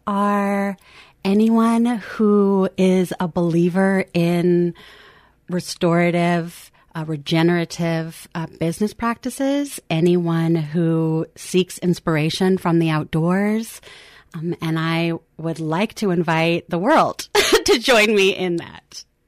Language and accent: English; Lincoln, Nebraska, United States; also born or lived in Eugene, Oregon; now in Portland, United States; I grew up and spent a lot of my youth in Lincoln, Nebraska, and then came back here